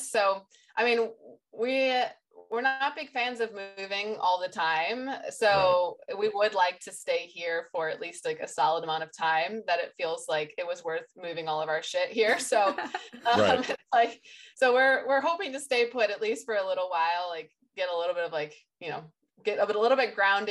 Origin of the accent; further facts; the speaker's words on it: United States; moved away as an adult; also born or lived in Nashville, Tennessee / Sweden; now in London, United Kingdom; I'm from the US too